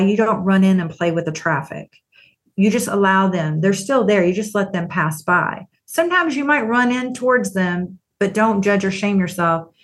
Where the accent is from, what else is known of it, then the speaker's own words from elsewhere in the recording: Texas, United States; I grew up in Texas